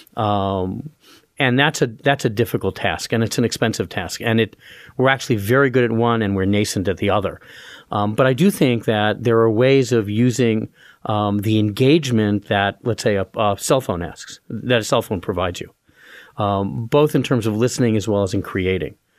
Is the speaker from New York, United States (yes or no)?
yes; New York City, New York, United States; also born or lived in Roanoke, Virginia / Wellesley / Northwestern; now in Allentown, United States; I grew up in Brooklyn, New York